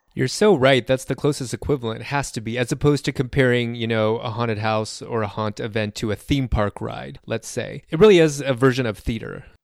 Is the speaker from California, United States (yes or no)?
yes; Southern California, United States; I grew up in Southern California